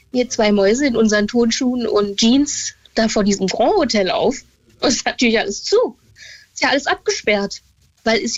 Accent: Stralsund, Mecklenburg-Vorpommern, Germany; born or raised there

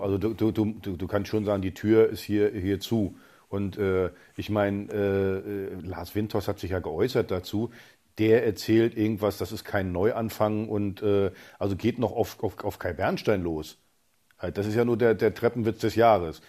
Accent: East Germany, Germany; ich bin als, als Ossi aus der, aus der DDR gekommen, Stasi geschädigt und alles

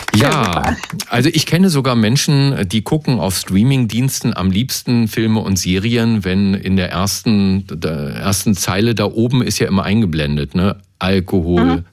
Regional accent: Berlin, Germany; ich komme ja aus Kreuzberg und wir Kreuzberger

